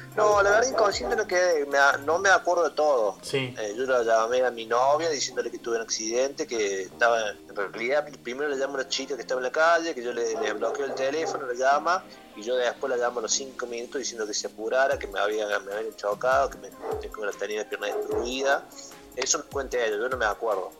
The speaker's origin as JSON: {"language": "Spanish", "region": "Córdoba", "country": "Argentina", "tie": "born or raised there", "said": "yo soy de Córdoba, siempre viví de chiquito en Córdoba"}